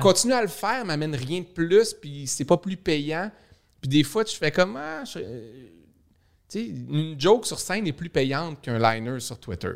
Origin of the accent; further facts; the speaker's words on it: Saguenay, Quebec, Canada; moved away as an adult; also born or lived in Montreal; je viens du Saguenay